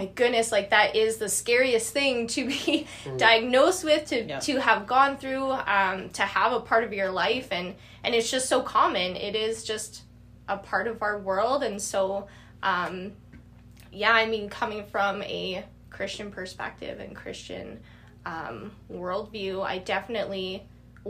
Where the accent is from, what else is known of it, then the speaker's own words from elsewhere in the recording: Regina, Saskatchewan, Canada; I'm from Regina, born and raised there